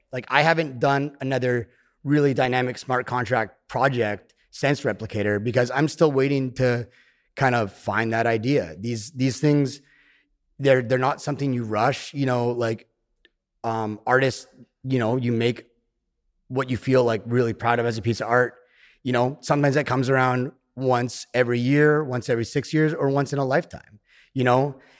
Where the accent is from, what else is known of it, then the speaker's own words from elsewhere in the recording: Canada; I live in the woods in my hometown